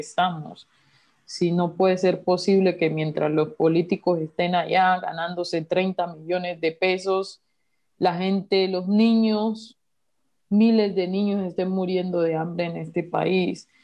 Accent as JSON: {"language": "Spanish", "country": "Colombia", "said": "como sociedad colombiana"}